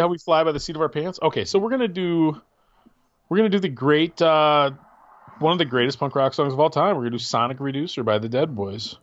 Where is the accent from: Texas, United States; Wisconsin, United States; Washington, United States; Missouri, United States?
Wisconsin, United States; moved away; also born or lived in Michigan; I grew up in Wisconsin, and I've never been to Green Bay.